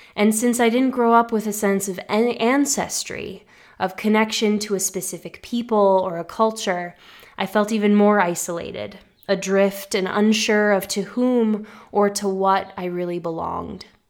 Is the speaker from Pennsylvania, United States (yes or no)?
no; Massachusetts, United States; nor were we part of a Greek American community where I grew up in Massachusetts